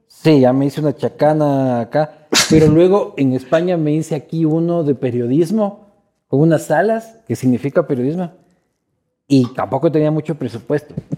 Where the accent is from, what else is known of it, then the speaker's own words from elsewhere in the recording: Ecuador; somos los ecuatorianos